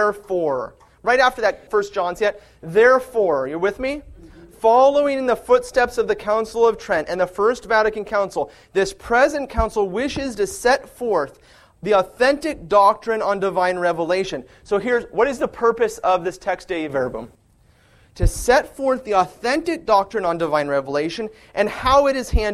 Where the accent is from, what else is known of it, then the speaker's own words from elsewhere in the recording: California, United States; I'm from California, and we don't have fall in California. But in the summertime, the fields turn golden brown. I can see that with my eyes because I grew up with it